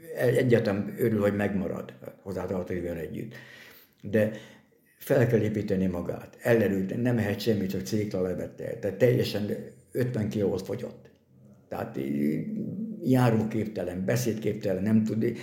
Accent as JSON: {"language": "Hungarian", "country": "Hungary", "tie": "born or raised there", "also_born_or_lived": "Győr, Hungary", "lives_now": "Miskolc, Hungary", "said": "én, aki a hegyek között nőttem fel"}